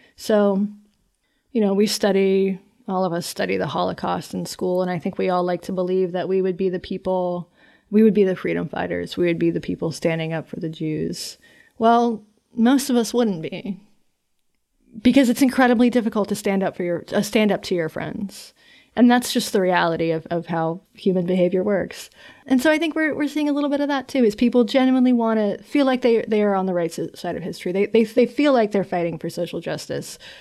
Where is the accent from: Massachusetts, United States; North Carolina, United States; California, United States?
North Carolina, United States; I'm from North Carolina.